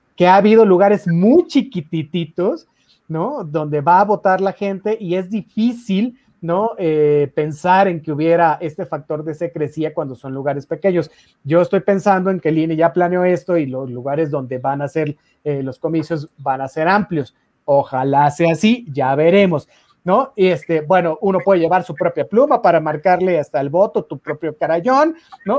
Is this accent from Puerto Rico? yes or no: no; Mexico; todos nosotros como mexicanos